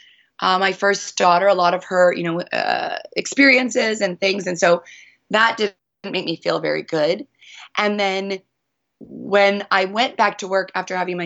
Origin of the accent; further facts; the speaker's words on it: Northern British Columbia, Canada; moved away as an adult; also born or lived in Honolulu; I was born and raised in Northern Canada in British Columbia